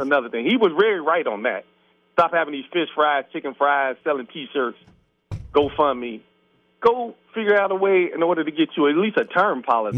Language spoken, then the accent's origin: English; Cincinnati, Ohio, United States; I grew up in Avondale